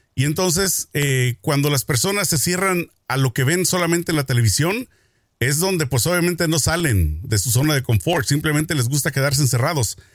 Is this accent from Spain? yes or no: no; Mexico; como mexicano